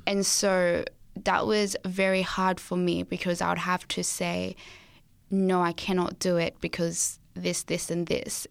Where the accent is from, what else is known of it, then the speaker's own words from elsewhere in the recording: Australia; also born or lived in Zimbabwe; I was born in Zimbabwe, and so I'm from there, and moved to Australia when I was seven years old.